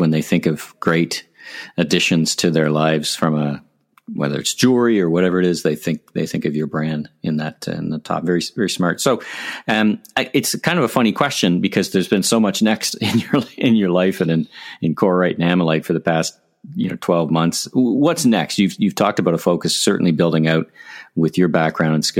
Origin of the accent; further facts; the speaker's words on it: Canada; I'm proud Canadian